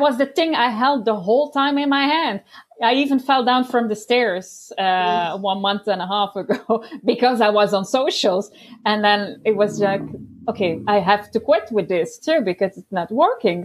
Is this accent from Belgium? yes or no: yes; Belgium; I'm from Belgium